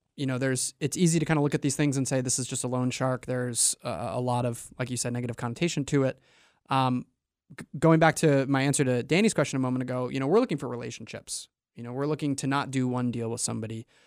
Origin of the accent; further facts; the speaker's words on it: New York, United States; moved away as an adult; also born or lived in Maine; now in Portland, Maine, United States; I'm from away. I'm originally from New York, and I went to college up here, and I drank the Kool-Aid and stuck around